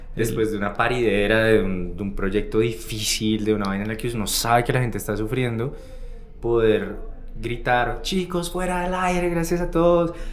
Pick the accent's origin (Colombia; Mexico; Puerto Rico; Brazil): Colombia; Bogotá; uno como rolo, cachaco, bogotano